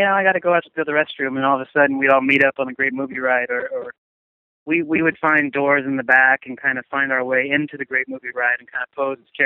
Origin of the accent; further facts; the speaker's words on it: Oklahoma, United States; I'm from Oklahoma